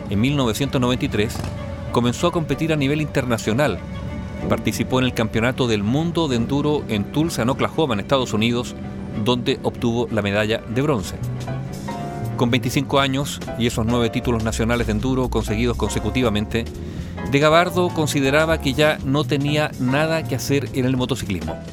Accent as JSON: {"language": "Spanish", "town": "Huelquén", "region": "Santiago Metropolitan", "country": "Chile", "tie": "born or raised there", "said": "Yo nací acá, estudié en Santiago y todo, pero siempre vinculado al campo con mis padres. Y Huelquén es un pueblo que queda"}